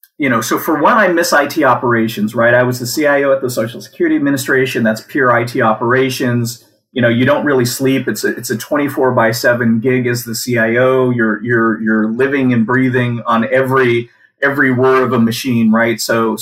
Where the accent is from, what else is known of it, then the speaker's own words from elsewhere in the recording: Washington, United States; also born or lived in Germany; I was born in Germany. We eventually, after moving around a bit, we eventually settled in the state of Washington, where I graduated from high school and attended Washington State University